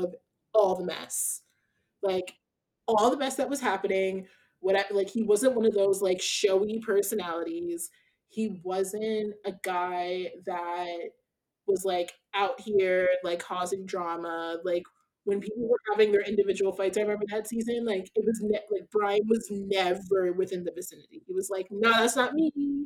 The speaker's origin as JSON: {"language": "English", "town": "Haddonfield", "region": "New Jersey", "country": "United States", "tie": "born or raised there", "said": "he's from my hometown"}